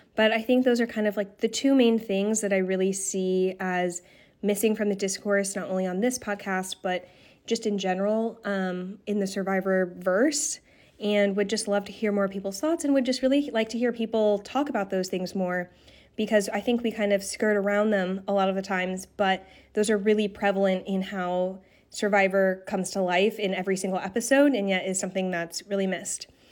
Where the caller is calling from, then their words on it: New York City, New York, United States; I'm calling in from Brooklyn